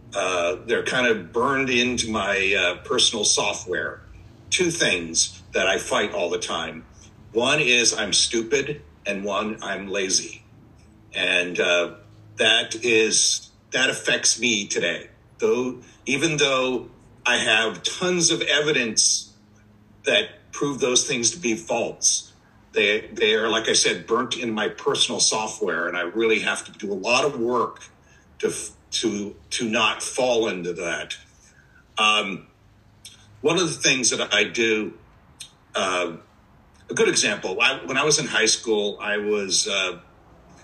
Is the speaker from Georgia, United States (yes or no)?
no; Orange County, California, United States; I'm actually not from San Diego. I'm actually from Orange County, California